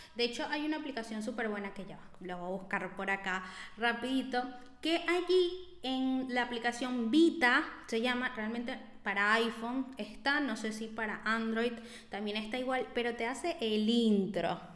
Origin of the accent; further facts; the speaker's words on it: Venezuela; moved away; yo soy venezolana